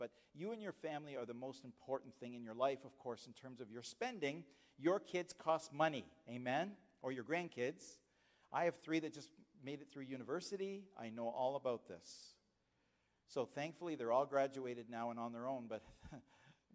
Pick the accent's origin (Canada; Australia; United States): Canada; Nova Scotia; But I'm from Canada. I was born in Nova Scotia.